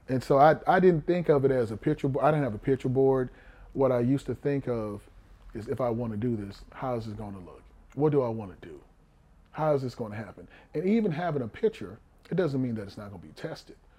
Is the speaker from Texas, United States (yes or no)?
yes; Houston, Texas, United States; I was born in Houston. I'm born in Fifth Ward on Chapman Street